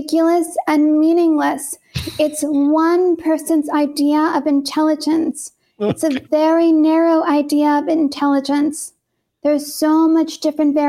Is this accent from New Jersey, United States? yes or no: no; San Francisco Bay Area, California, United States; moved away as an adult; also born or lived in Portland, Oregon / Massachusetts; I was born in California in the San Francisco Bay Area.